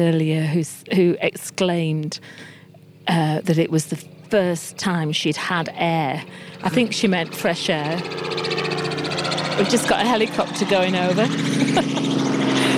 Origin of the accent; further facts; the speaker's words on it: Middlesbrough, North East England, United Kingdom; I'm from Middlesbrough, and Middlesbrough's home as well